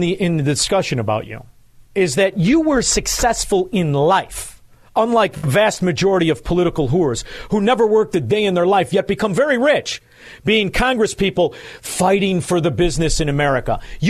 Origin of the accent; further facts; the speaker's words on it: Chicago, Illinois, United States; I'm from Chicago